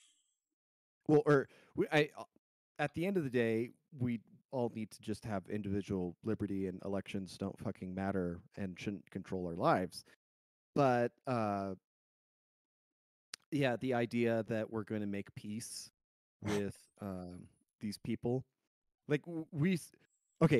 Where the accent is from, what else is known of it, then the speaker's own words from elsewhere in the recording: Colorado, United States; Growing up in Colorado